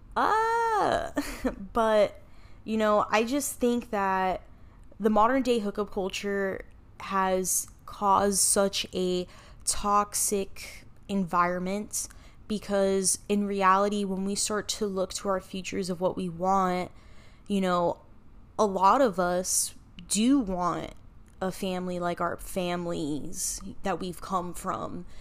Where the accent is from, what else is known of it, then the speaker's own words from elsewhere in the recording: Miami, Florida, United States; was born and raised in Miami, Florida, and I am Cuban and Puerto Rican.